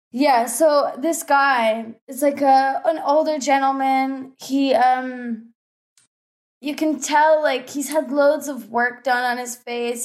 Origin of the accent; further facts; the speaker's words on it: Bible Belt, Southeast United States, United States; I'm from, like, the s, the southeast of United States. Like, I'm from the Bible Belt.